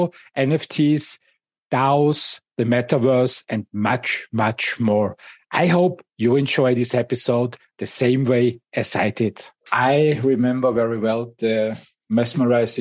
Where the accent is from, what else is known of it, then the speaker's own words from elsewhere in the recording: Austria; my home country, Austria